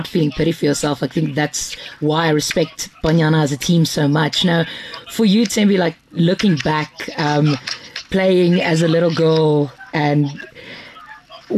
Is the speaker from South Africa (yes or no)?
yes; South Africa; as a South African.